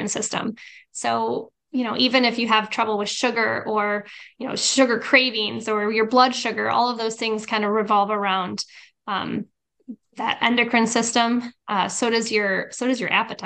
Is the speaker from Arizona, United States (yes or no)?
yes; Arizona, United States; I'm from Arizona